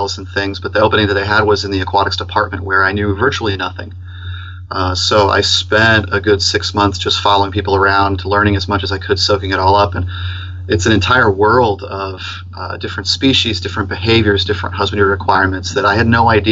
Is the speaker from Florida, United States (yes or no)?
yes; Tampa, Florida, United States; I grew up here in Tampa around the Hillsborough River